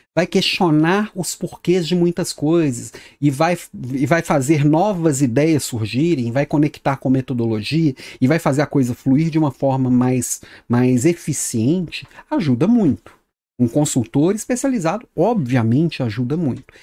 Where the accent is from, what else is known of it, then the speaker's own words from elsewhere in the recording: Minas Gerais, Brazil; accent: mineiro; now in Florianópolis, Brazil; Sou mineiro, meu sotaque não deixa, não me deixa mentir